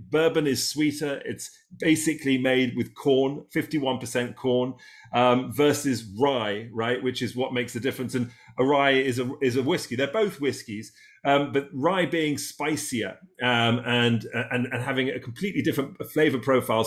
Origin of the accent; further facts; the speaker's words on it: England, United Kingdom; also born or lived in Catskills; now in United States; Being English